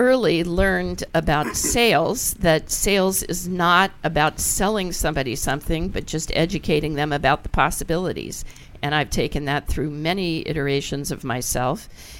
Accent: Beach Haven, New Jersey, United States; I grew up a lot of my early years in Beach Haven, New Jersey.

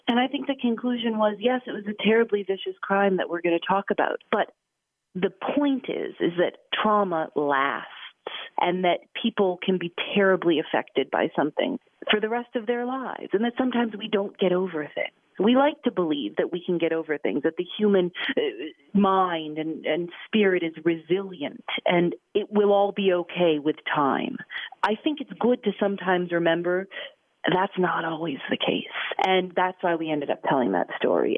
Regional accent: Chicago, Illinois, United States; moved away as an adult; also born or lived in Portland, Maine / Gulfport, Mississippi; I grew up in Chicago

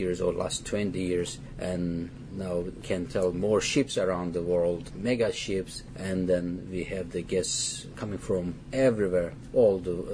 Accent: Turkey; moved away; I'm from Turkey

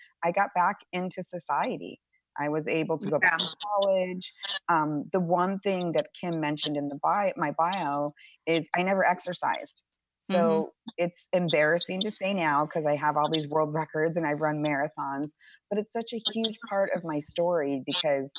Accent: Arizona, United States; I grew up in Arizona

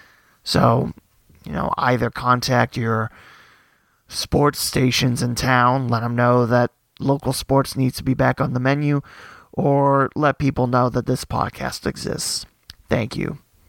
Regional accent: Twin Valley South, Ohio, United States; I know from my hometown, Twin Valley South, it'll be their second time in the playoffs

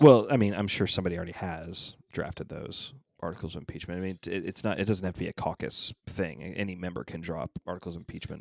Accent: Georgia, United States; my home state of Georgia

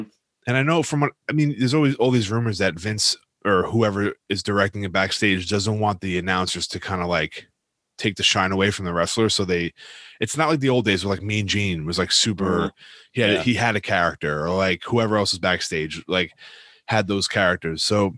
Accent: New York, United States; obviously we're from New York.

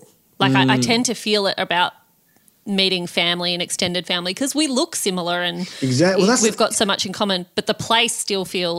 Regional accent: Australia; moved away; also born or lived in Malaysia; I was born in Australia.

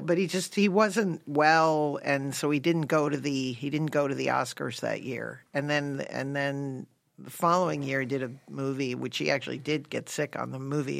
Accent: Connecticut, United States; moved away; I grew up in Connecticut

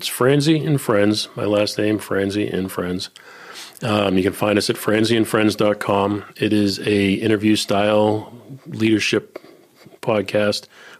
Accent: Boston, Massachusetts, United States; now in Kentucky, United States; I'm from Boston.

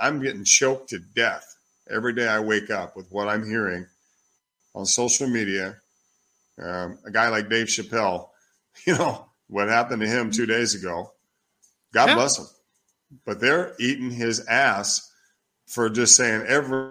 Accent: Oklahoma, United States; also born or lived in Minneapolis, Minnesota; now in Italy; I was born in Oklahoma, but I spent a lot of time in the south side of Minneapolis

